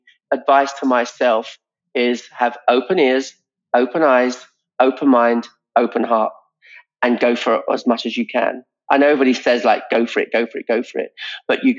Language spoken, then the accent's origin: English; England, United Kingdom; now in United States; now I'm an American citizen now, an English person